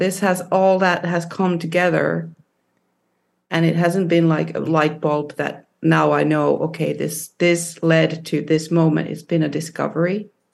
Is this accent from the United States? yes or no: no; Finland; when I was growing up in Finland